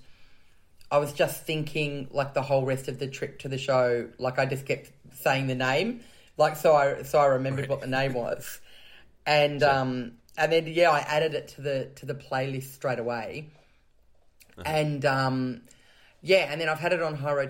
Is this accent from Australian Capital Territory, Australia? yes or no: yes; Canberra, Australian Capital Territory, Australia; I grew up in Canberra in Australia, the nation's capital